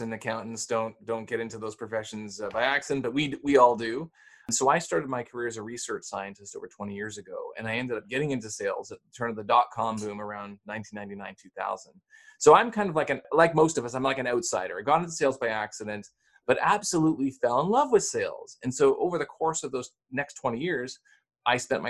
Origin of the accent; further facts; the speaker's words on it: Canada; I'm Canadian